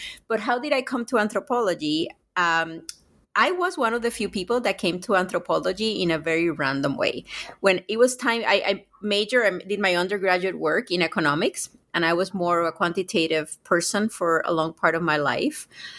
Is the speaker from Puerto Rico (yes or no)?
yes; Puerto Rico; I grew up in Puerto Rico thinking of Puerto Rican nationalism as something so incredibly positive